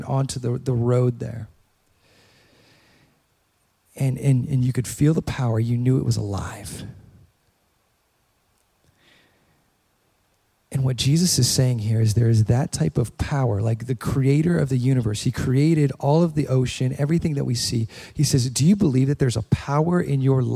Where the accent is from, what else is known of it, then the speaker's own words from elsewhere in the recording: Hawaii, United States; moved away; I was born in Hawaii